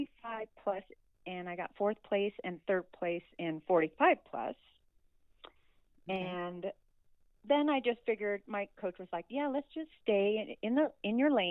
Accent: Reno, Nevada, United States; I am from Reno, Nevada, and I am 58 years old

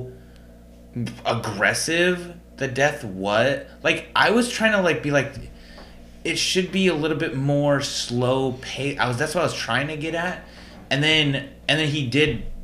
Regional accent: United States; I am American

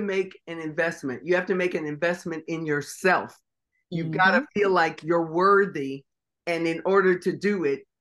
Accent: Tacoma, Washington, United States; I'm from Tacoma, Washington

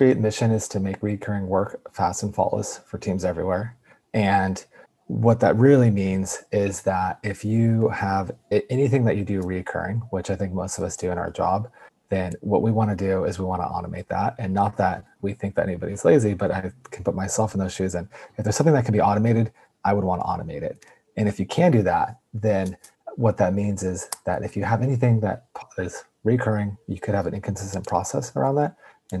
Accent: Yosemite Valley, California, United States; born there; I was born in Yosemite Valley. And so if anybody's ever been to Yosemite, there's the valley portion of it. And there's a small medical center there. And I was actually born in that medical center because I was early.

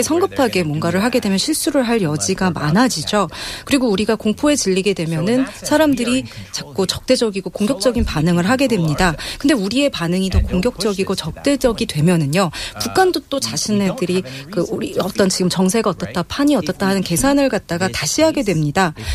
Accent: United States; Korean is a second language; also born or lived in South Korea / China; now in Seoul, South Korea

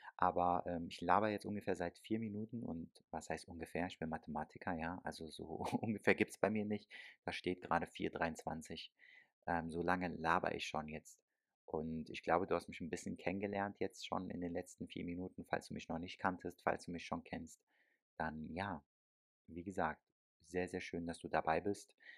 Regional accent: Germany; ich bin selber aber in Deutschland aufgewachsen und geboren

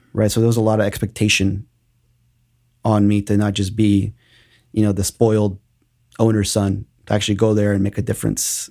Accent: Austin, Texas, United States; also born or lived in Mexico; I've been in Austin since I was three years old

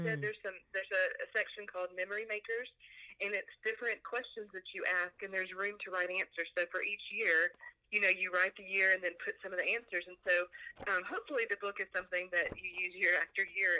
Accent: Mississippi, United States; also born or lived in Nashville, Tennessee; now in Houston, United States; I grew up in Mississippi, small town Mississippi

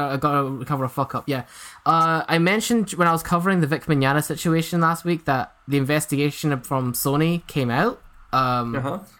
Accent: Scotland, United Kingdom; I'm from Scotland, if you couldn't tell

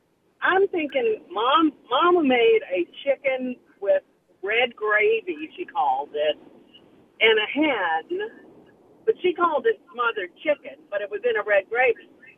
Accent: New Orleans, Louisiana, United States; I grew up in New Orleans, and my grandmother was French, and my grandfather was German.

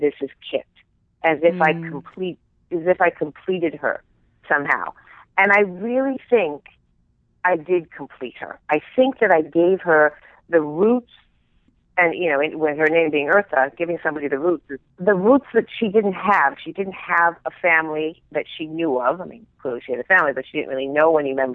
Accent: Beverly Hills, California, United States; I grew up in Beverly Hills

